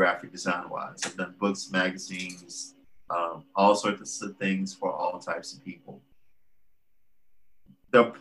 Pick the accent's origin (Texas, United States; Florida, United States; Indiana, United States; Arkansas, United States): Texas, United States; Port Arthur; moved away as an adult; now in Houston, United States; I grew up in Port Arthur